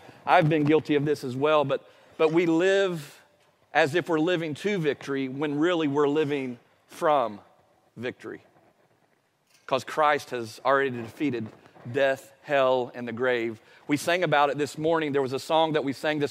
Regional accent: Appalachia, United States; I'm from Appalachia

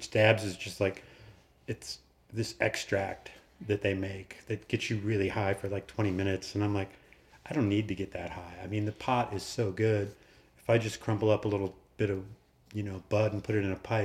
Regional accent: Boulder, Colorado, United States; I grew up in Boulder, Colorado. So I'm a Boulder native.

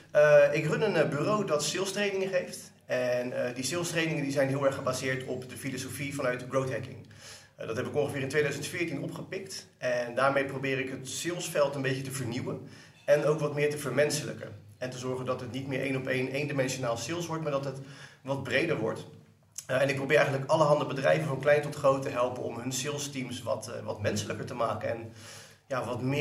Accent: Delft, South Holland, Netherlands; now in Rotterdam, Netherlands; Ik kom oorspronkelijk uit Delft. ik woon en werk nu in Rotterdam.

